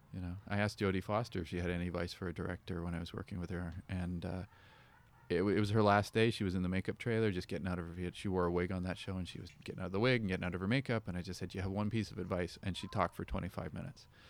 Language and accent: English; Canada; born or raised there